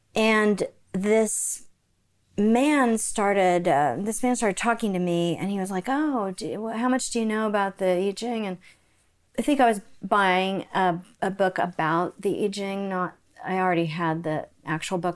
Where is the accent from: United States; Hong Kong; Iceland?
United States; Oklahoma City, Oklahoma; moved away; I grew up in Oklahoma City